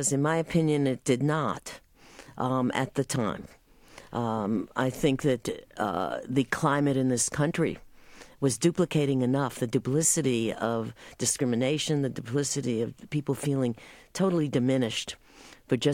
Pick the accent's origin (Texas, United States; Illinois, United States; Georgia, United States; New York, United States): New York, United States; New York City; moved away; I grew up in Manhattan in an apartment building